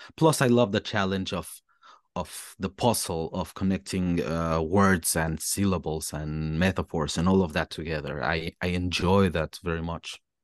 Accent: Mexico; English is a second language; moved away as an adult; also born or lived in Melbourne, Australia / Germany; now in Berlin, Germany; I was fortunate enough in my school in Mexico to start learning English since a very, very young age

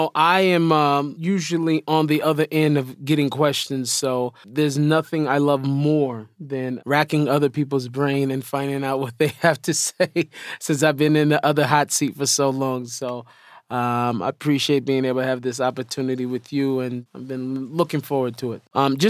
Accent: Seattle, Washington, United States; moved away as an adult; now in Israel; I was born in Seattle to hip-hop parents, got in trouble as a kid, but I was able to make a major life turnaround. I was a Muslim as a kid, I became a Christian in my teens, only to discover that my soul was Jewish all along.

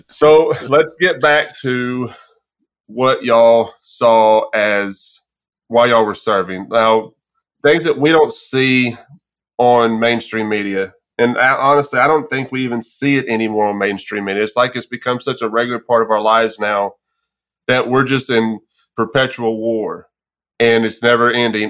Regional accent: Texas, United States; moved away; also born or lived in Arkansas; born and raised in Texas

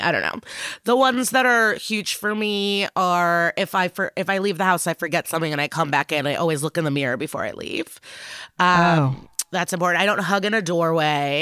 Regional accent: Chicago, Illinois, United States; born or raised there; also born or lived in Odessa, Ukraine / Skokie, Illinois

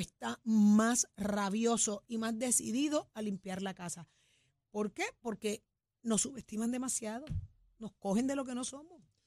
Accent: Puerto Rico

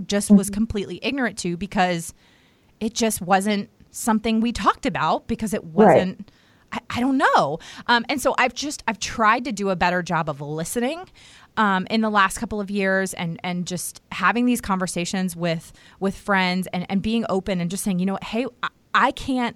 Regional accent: United States; I grew up right outside of Washington, D.C.

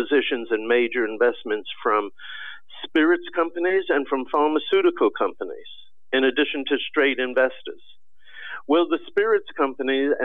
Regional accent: Washington, District of Columbia, United States; I'm in Washington. I grew up in Washington.

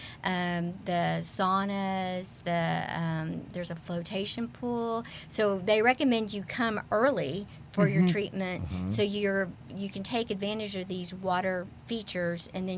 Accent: Texas, United States; I'm native Texan

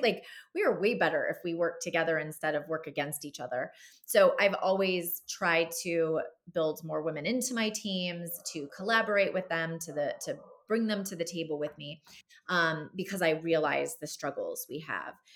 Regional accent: Southern California, United States; moved away as an adult; I grew up in Southern California

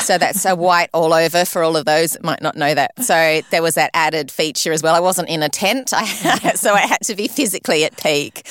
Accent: Sydney, New South Wales, Australia; also born or lived in London, United Kingdom; I was born in Sydney and, and brought up here all the way till I was fifteen

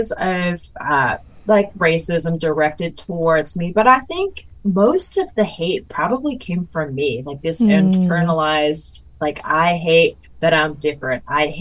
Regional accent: United States; first language Mandarin; English is a second language; my identity as Taiwanese

